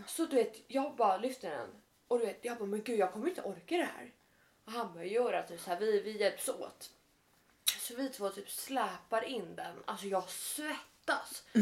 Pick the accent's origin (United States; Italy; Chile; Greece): Italy; moved away